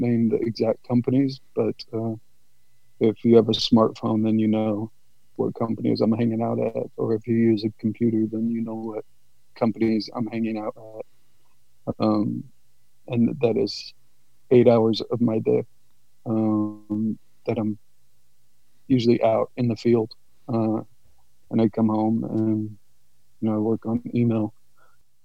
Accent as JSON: {"language": "English", "town": "San Jose", "region": "California", "country": "United States", "said": "I'm from San Jose, California."}